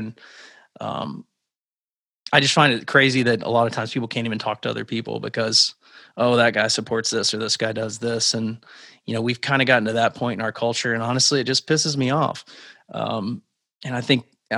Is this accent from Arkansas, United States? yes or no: yes; Arkansas, United States; moved away as an adult; also born or lived in Alabama; I grew up in Arkansas, and then I went to school in Alabama. So, and then I moved up here in 2009.